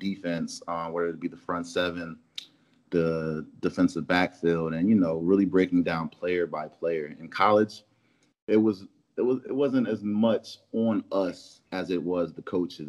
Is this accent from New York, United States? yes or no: no; Philadelphia, Pennsylvania, United States; moved away as an adult; also born or lived in Dodge City, Kansas / Florida; now in Detroit, United States; I'm originally from Philadelphia, Pennsylvania, born and raised